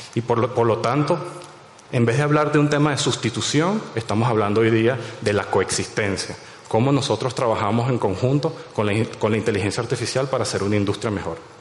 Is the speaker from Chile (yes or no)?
no; Venezuela; soy de allá